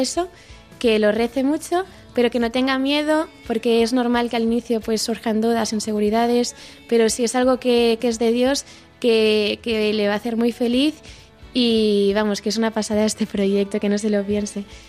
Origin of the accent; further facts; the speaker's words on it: Barcelona, Catalonia, Spain; moved away as an adult; yo soy de Barcelona y allí viví hasta hace un par de años